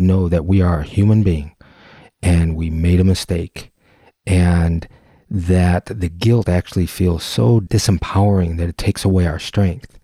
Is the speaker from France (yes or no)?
no; Detroit, Michigan, United States; Gyro Creative, out of Detroit, Michigan, my hometown